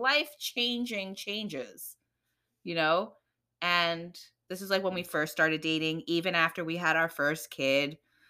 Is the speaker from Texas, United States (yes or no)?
no; New York City, New York, United States; And so, yes, I grew up here in America, in the Bronx. But I grew up in a Trini, you know, very traditional Caribbean household.